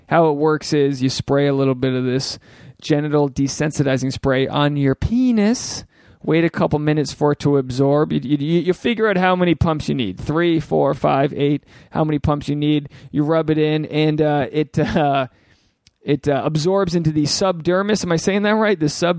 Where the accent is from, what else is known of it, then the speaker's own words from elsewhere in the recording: New England, United States; I'm a New England guy.